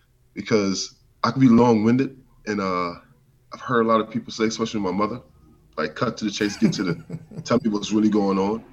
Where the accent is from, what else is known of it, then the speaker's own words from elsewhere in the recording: Norfolk, Virginia, United States; now in Pittsburgh, United States; originally from Norfolk, Virginia. Went to Robert Morris University.